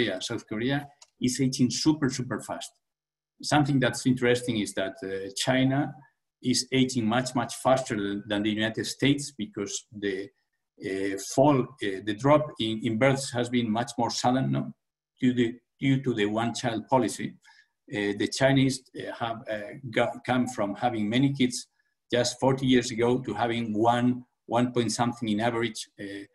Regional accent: Asturias, Spain; in the region where I was born in Spain, in Asturias

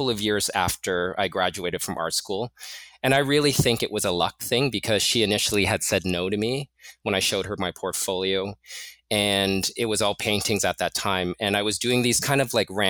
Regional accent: Toronto, Ontario, Canada; moved away as an adult; also born or lived in Mozambique / Portugal; now in New York City, United States; we moved to Toronto and I lived there until 2005. So I studied there, I went to school there, studied art there

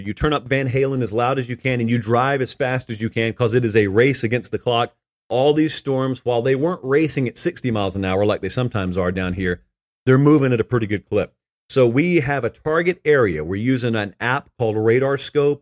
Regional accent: Fortson, Georgia, United States; I grew up in rural West Central Georgia

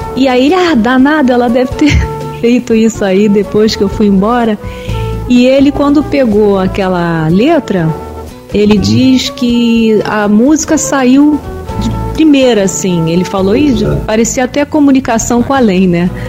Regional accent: Brazil; Eu nasci no Brasil.

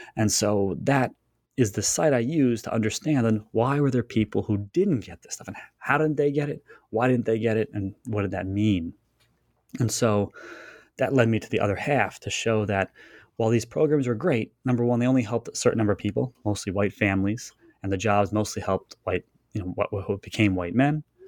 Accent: Long Island, New York, United States; I was born on Long Island

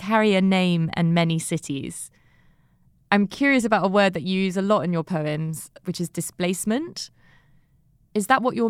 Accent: London, United Kingdom; moved away as an adult; now in New York, United States; I always thought, oh, I'll always go back to London. I'm a Londoner. That is my city. That is what I'm tied to. At some point, I think I just had to accept that maybe New York is actually my home.

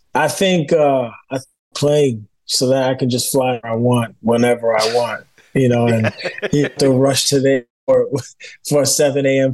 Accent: New York City, New York, United States; I'm from New York. You know, I grew up in Bushwick in Brooklyn.

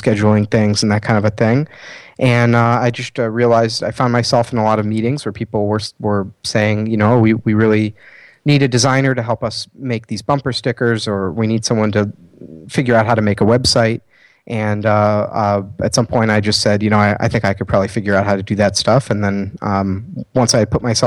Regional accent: Chicago, Illinois, United States; I'm a designer from Chicago, Illinois

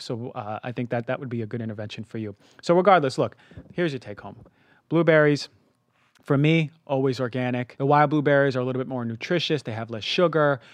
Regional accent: New York, United States; moved away; also born or lived in Minnesota; I grew up in New York

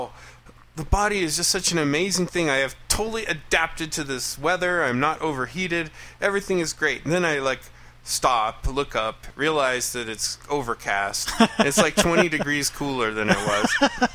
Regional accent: Colorado, United States; I'm from Colorado

